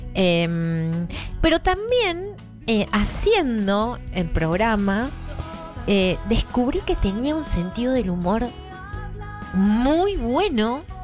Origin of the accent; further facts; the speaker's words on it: Marcos Paz, Buenos Aires Province, Argentina; moved away; yo me fui a mi pueblo natal.